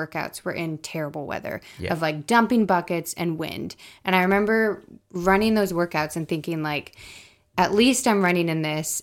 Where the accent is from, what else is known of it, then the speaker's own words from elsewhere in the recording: United States; moved away as an adult; now in New Zealand; I grew up in the States